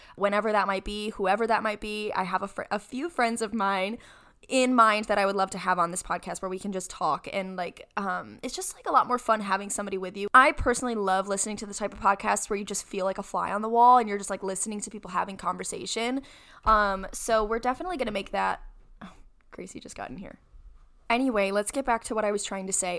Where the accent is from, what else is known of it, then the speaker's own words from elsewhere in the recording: Rochester, New York, United States; I'm from Rochester, New York. That's where I was born and raised.